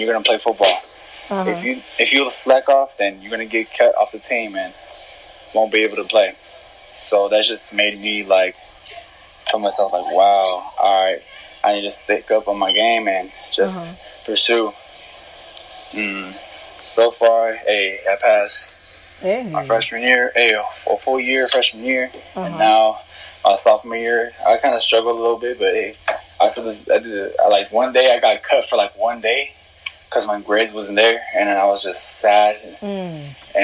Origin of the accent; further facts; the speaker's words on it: Riverside, California, United States; now in Hesperia, United States; I'm from Hesperia, where I originally was from, Riverside, and then I moved up the hill because of money problems.